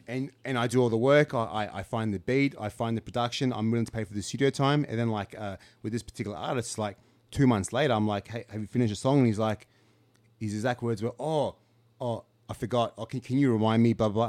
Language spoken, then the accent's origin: English; Canberra, Australian Capital Territory, Australia; when I was growing up in Canberra